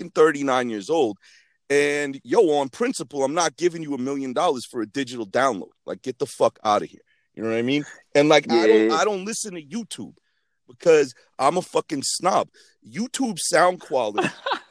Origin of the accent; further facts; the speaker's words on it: Boston, Massachusetts, United States; also born or lived in New York; I'm from Boston